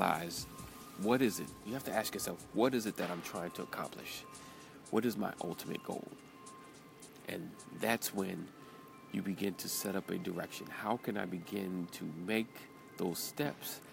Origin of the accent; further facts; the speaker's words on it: New York, United States; accent: New York; my New York accent